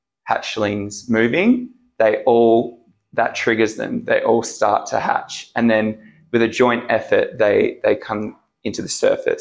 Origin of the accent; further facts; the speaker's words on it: Wanneroo, Western Australia, Australia; also born or lived in Subiaco, Western Australia; So I was born in Subiaco and raised in Wanneroo.